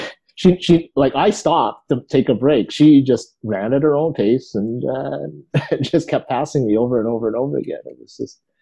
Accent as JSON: {"language": "English", "town": "Vancouver", "region": "British Columbia", "country": "Canada", "tie": "born or raised there", "said": "I grew up in East"}